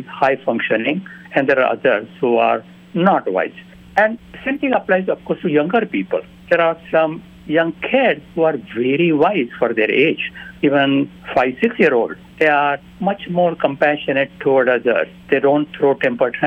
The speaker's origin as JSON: {"language": "English", "country": "India", "tie": "born or raised there", "moved": "yes", "said": "When I was growing up in India"}